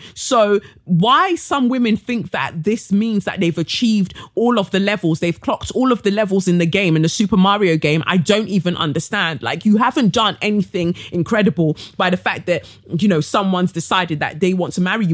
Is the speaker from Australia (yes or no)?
no; Nigeria; I'm Nigerian